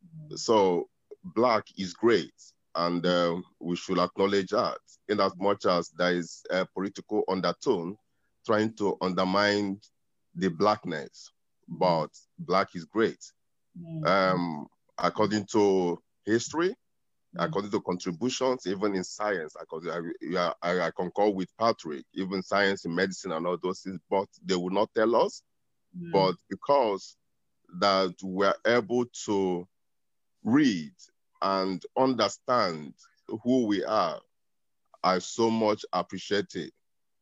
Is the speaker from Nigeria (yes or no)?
yes; Nigeria; Because I'm a Nigerian. And if I'm part of the Igbo